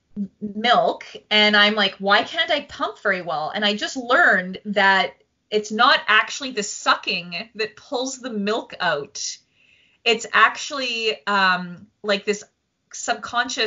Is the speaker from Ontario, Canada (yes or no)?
no; Saskatoon, Saskatchewan, Canada; I'm from Saskatoon, Saskatchewan